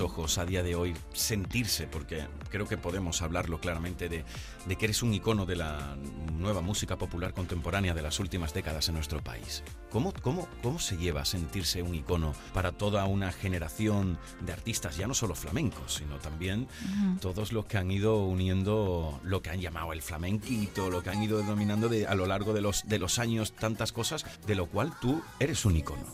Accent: Huelva, Andalusia, Spain; yo estaba en mi tierra, en Huelva

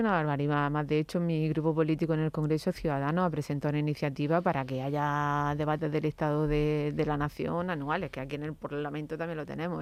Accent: Andalusia, Spain; ciudadana andaluza

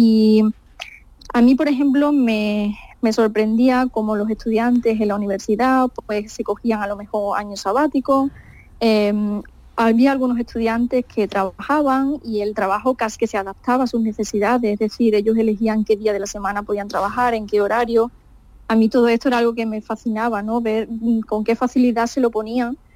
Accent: Andalusia, Spain; la verdad es que tres de mis compañeros ya han ido incluso a Huelva han estado no directamente en mi pueblo, pero han estado en Doñana

